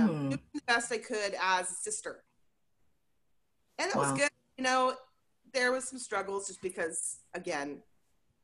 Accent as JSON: {"language": "English", "town": "Portland", "region": "Oregon", "country": "United States", "tie": "born or raised there"}